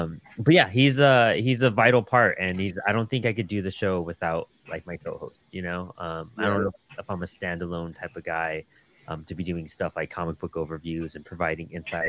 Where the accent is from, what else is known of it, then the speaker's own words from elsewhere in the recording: El Paso, Texas, United States; I'm from El Paso, Texas.